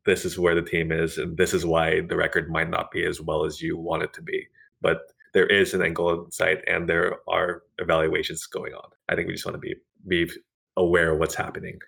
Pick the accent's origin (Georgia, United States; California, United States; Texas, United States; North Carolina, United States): California, United States; Central; also born or lived in Bakersfield; now in Northern California, United States; I was born in Central California